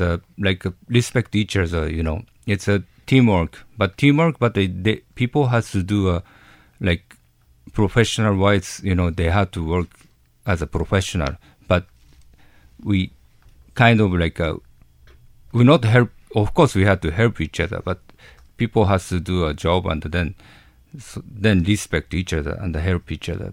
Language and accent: English; Japan; English is a second language; moved away; I'm Japanese, hundred percent Japanese, like, from you know, I grew up, growing up in Japan when I was young